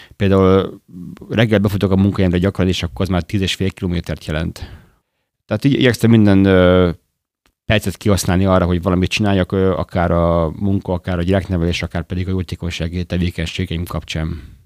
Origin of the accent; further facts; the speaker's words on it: Gyöngyös, Heves, Hungary; moved away as an adult; also born or lived in Budapest / Jászberény / Madrid; now in Debrecen, Hungary; Budapesten születtem, de gyermekkoromban ö, ö, gyöngyösön éltem, Jászberényben és ismét gyöngyösen.